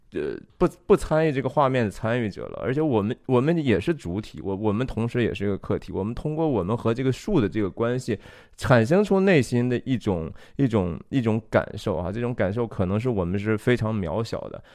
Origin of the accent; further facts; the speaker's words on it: Taiyuan, Shanxi, China; moved away; 我的家乡是山西太原